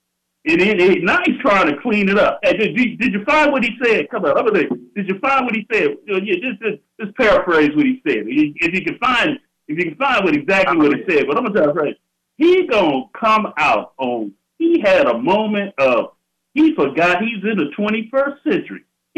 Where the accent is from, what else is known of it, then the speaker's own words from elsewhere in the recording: United States; I'm an American descendant of slaves.